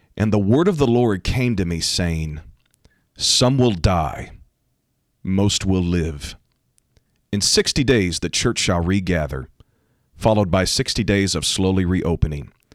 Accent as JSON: {"language": "English", "country": "United States", "said": "I am talking as an American"}